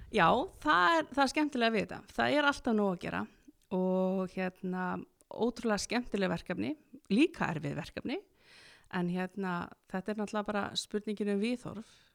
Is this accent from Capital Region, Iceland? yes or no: no; Akureyri, Northeastern Region, Iceland; ég er akureyningur og er alin upp í skarst í 40D